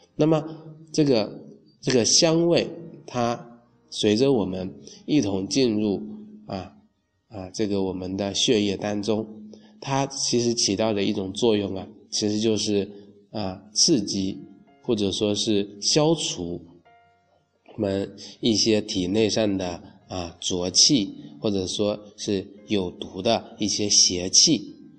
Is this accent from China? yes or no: yes; China; 我们中国人呢，自古就形成了在清明啊去踏青、去赏花、去祭祖、去扫墓、扫墓、去植树的这